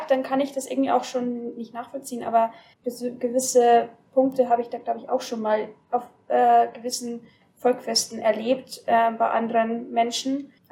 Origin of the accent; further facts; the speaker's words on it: Bavaria, Germany; also ich komme aus dem Bayerischen Wald, ähm, Landkreis Deckendorf